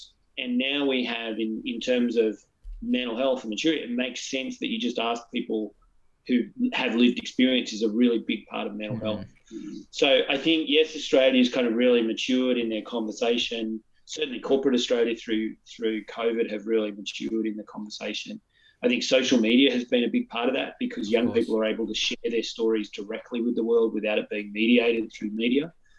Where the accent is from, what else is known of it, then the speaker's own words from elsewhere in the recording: Newcastle, North East England, United Kingdom; So I grew up in the 90s. I'm in my 40s now. I grew up in Newcastle, right?